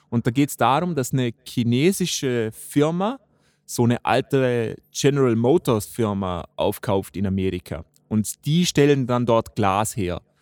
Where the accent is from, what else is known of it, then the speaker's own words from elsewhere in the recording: Austria; bei uns in Österreich